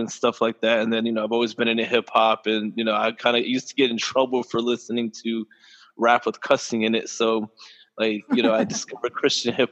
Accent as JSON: {"language": "English", "town": "Cocoa", "region": "Florida", "country": "United States", "tie": "born or raised there", "also_born_or_lived": "Rockledge, Florida", "said": "And I grew up in Cocoa, too"}